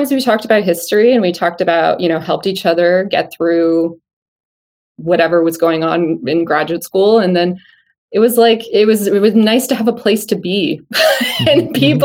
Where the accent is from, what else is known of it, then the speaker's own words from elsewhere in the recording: outside Toronto, Ontario, Canada; moved away as an adult; where I grew up outside Toronto